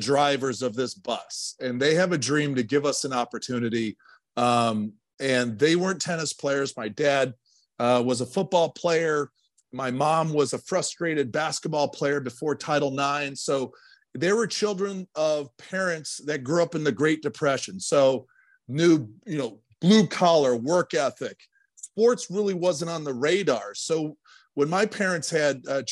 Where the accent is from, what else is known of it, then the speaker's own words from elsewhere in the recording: Ludington, Michigan, United States; I grew up in Ludington